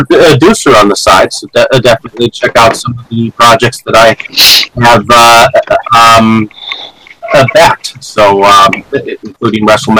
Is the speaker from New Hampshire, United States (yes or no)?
no; Milwaukee, Wisconsin, United States; Well, I am from Milwaukee, Wisconsin.